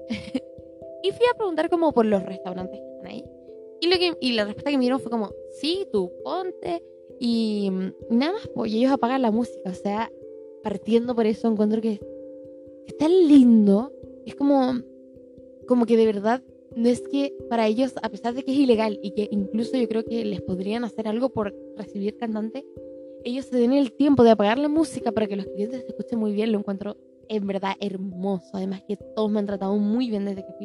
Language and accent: Spanish; Chile; Chile, que es el país donde vivo y de donde soy